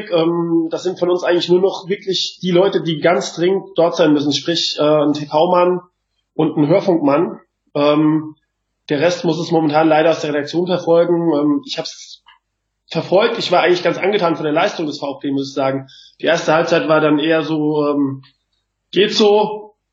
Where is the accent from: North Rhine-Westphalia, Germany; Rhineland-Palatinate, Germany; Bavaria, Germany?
Rhineland-Palatinate, Germany; Mainz; Ich komme aus Mainz